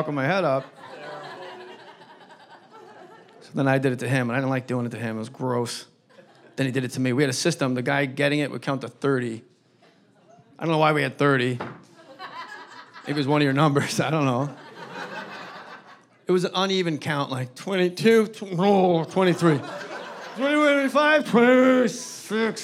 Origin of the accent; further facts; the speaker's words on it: New Jersey, United States; my home state of New Jersey